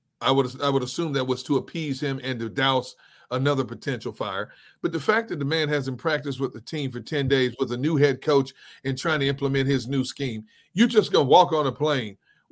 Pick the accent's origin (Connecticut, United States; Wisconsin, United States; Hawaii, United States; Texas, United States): Wisconsin, United States; Milwaukee; now in Philadelphia, United States; I got my boy Keith coming to my hometown.